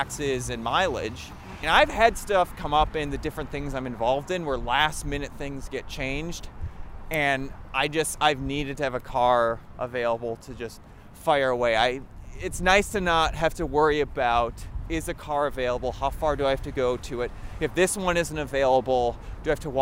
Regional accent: southeastern Wisconsin, United States; moved away; my hometown in southeastern Wisconsin

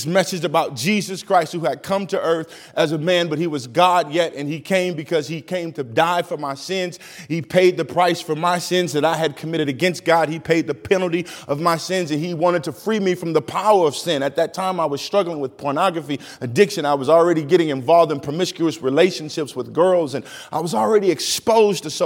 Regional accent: East St. Louis, Illinois, United States; now in Minnesota, United States; I grew up in an area called East St. Louis, Illinois

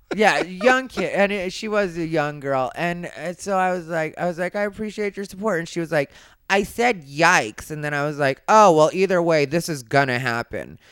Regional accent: Arizona, United States; now in Los Angeles, United States; I'm from Arizona

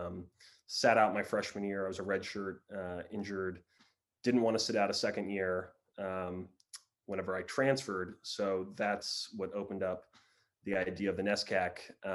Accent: Oklahoma City, Oklahoma, United States; moved away; Born and raised in Oklahoma City

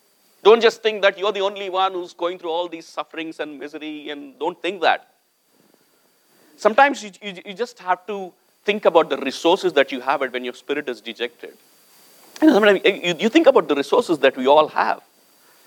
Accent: India; moved away; I came from India

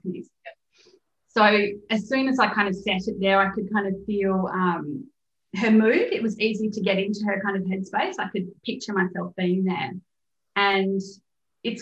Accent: Perth, Western Australia, Australia; moved away as an adult; also born or lived in London, United Kingdom; I grew up in Perth when there was a serial killer on the loose for years

